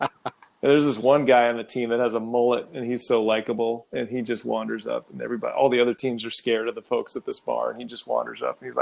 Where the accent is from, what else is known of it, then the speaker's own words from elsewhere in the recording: Texas, United States; I don't remember seeing a lot of them growing up in Texas.